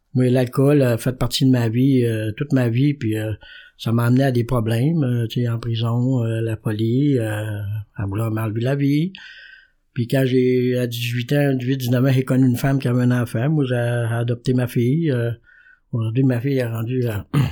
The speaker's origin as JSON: {"language": "French", "region": "Quebec", "country": "Canada", "said": "je viens du Saguenay-Lac-Saint-Jean."}